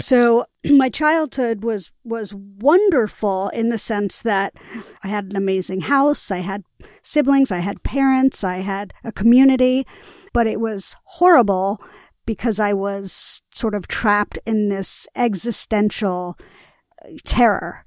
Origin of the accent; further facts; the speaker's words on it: New York City, New York, United States; I grew up in Greenwich Village